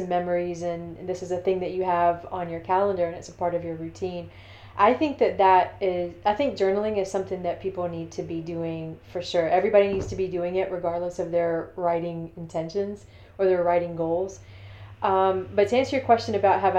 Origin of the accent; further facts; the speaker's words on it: Thomson, Georgia, United States; also born or lived in Augusta, Georgia; I was born in St. Joseph's Hospital in Augusta, Georgia. But I grew up in Thompson, which is about 30 minutes away from where I was actually